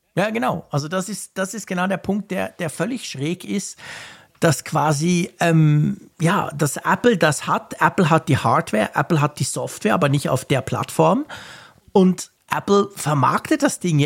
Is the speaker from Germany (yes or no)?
no; Switzerland; bei mir als Schweizer